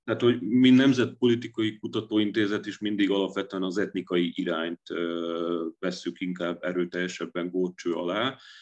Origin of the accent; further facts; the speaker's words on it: Dunajská Streda, Trnava Region, Slovakia; moved away as an adult; now in Budapest, Hungary; én 1999-ben érettségiztem Dunaszerdehelyi gimiben, és én utána jöttem át előbb jogot, majd politológiát tanulni Budapestre